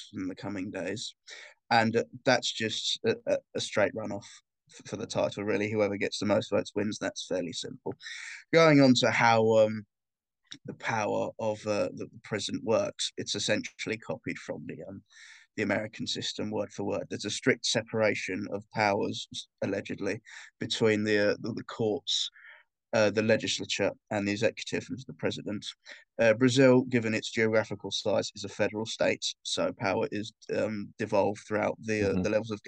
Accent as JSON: {"language": "English", "country": "United Kingdom", "said": "being a Brit"}